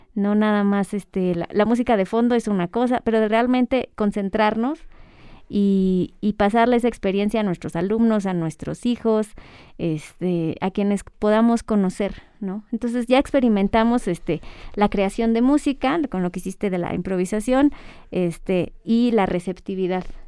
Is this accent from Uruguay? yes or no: no; Ecatepec, State of Mexico, Mexico; now in Toluca, Mexico; me crié en, en Ecatepec y luego ya mucho tiempo aquí, en Toluca